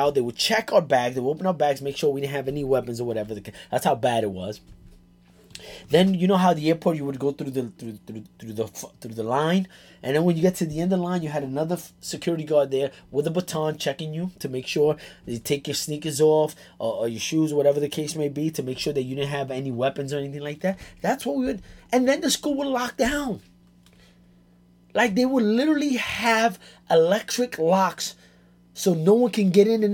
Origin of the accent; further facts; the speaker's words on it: New York City, New York, United States; I grew up in the South Bronx, born and raised